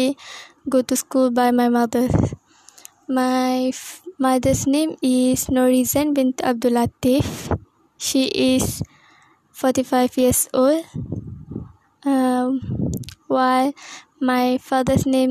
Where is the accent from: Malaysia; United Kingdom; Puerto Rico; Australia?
Malaysia; Kelantan; I am from Kelantan and I am 20 years old.